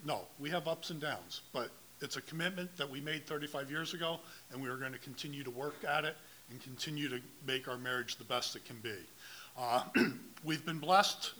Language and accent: English; Dallas, Texas, United States; I was born and raised here in Dallas, lived here basically my whole life